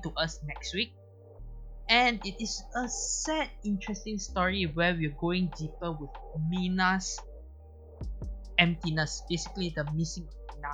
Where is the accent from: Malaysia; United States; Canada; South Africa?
Malaysia; I'm a Malaysian